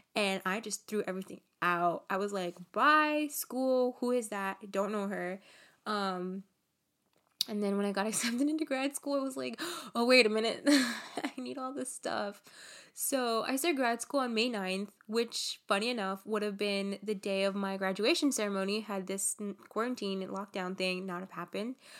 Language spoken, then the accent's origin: English; Los Angeles, California, United States; I was born and raised here in Los Angeles